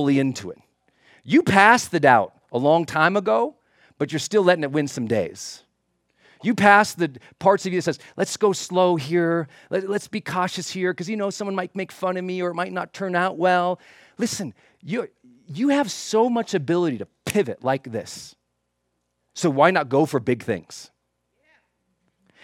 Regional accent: Montana, United States; growing up in Montana

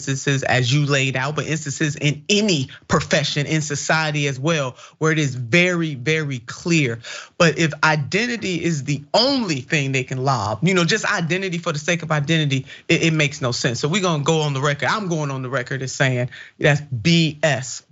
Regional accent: Ohio, United States; my home state

